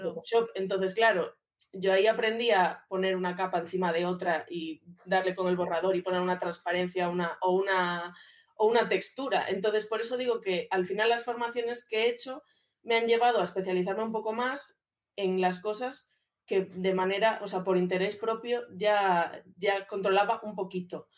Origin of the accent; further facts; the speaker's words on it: A Coruña, Galicia, Spain; moved away as an adult; now in Madrid, Spain; soy una chica de 31 años que va a cumplir 32 ya, que soy de Coruña